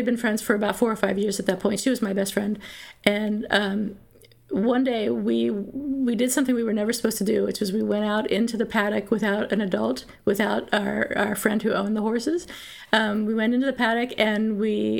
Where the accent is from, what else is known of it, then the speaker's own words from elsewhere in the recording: Pennsylvania, United States; I grew up in Pennsylvania in southeastern Pennsylvania near Philadelphia